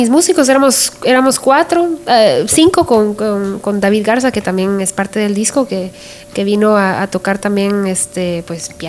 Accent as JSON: {"language": "Spanish", "country": "Guatemala", "moved": "yes", "lives_now": "United States", "said": "que hablan de mi experiencia, de cómo vine yo desde Guatemala, aquí, a Estados Unidos y todo lo que estoy viendo alrededor mío."}